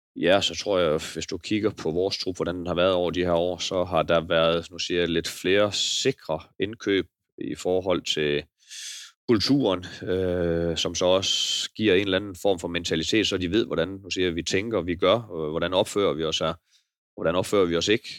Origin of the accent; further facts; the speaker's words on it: Denmark; jeg er jo bare jyde lidt